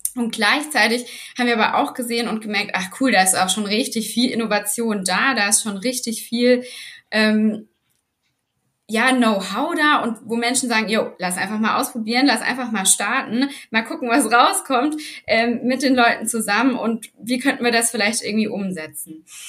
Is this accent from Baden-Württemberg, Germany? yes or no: yes; Black Forest, Baden-Württemberg, Germany; Also ich bin unten im Schwarzwald aufgewachsen